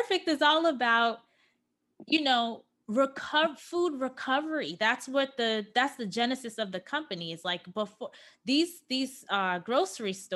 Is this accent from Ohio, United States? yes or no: no; New York, United States; moved away as an adult; now in Los Angeles, United States; I am born and raised in New York, okay? I came into adulthood in New York.